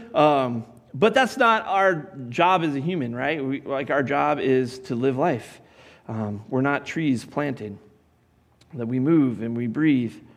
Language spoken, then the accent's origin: English; Colorado, United States; I grew up in Colorado